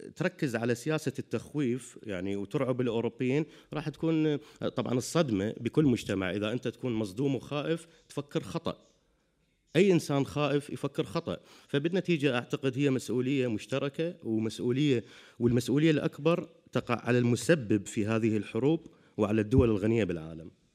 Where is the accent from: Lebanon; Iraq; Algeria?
Iraq; moved away as an adult; now in Europe; أنا يعني عراقي عشت في العراق طول حياتي